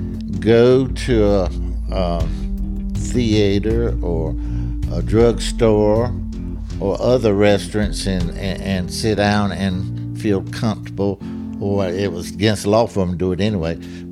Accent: North Carolina, United States; We had three races of folks here. I grew up as an Indian, and I, in my opinion, I didn't have the same privileges as my white friends.

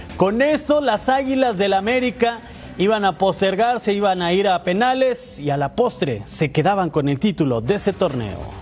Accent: Mexico; Hay jugadores también aztecas que regresan a nuestro país

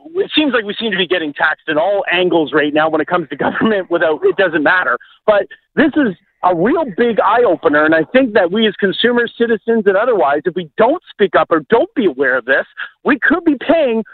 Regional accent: Canada; as a Canadian

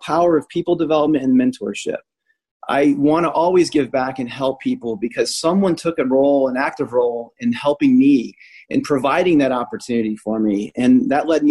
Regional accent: Illinois, United States; moved away; also born or lived in Indianapolis, Indiana; I grew up 45 minutes outside of Chicago

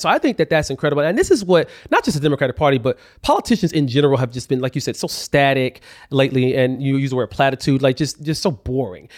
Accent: Alabama, United States; I grew up in Alabama

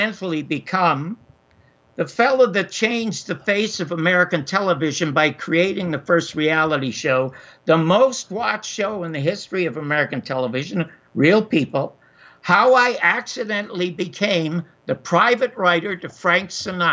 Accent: Toronto, Ontario, Canada; I was born in Toronto in 1933 in the Salvation Army Charity Ward.

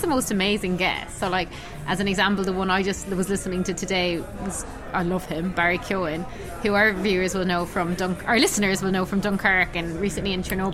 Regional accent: Ireland

